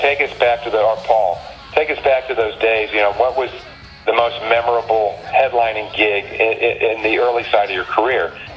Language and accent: English; Ohio, United States; I'm from Ohio